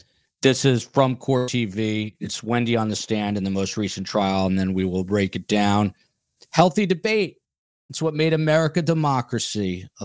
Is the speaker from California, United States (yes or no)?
no; New Jersey, United States; accent: Jersey; my Jersey accent.